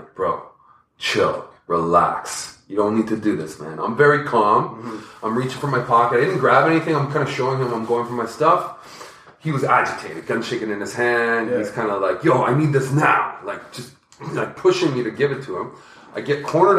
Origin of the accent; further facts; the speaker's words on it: Toronto, Ontario, Canada; also born or lived in Scarborough; I'm from Toronto